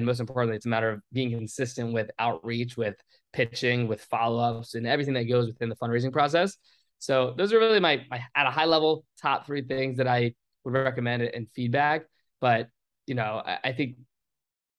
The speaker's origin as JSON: {"language": "English", "town": "Richmond", "region": "Virginia", "country": "United States", "tie": "born or raised there", "said": "meeting people that were in my hometown area."}